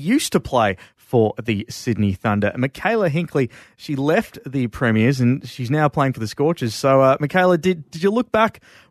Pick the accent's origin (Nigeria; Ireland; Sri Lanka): Sri Lanka; being a Sri Lankan man myself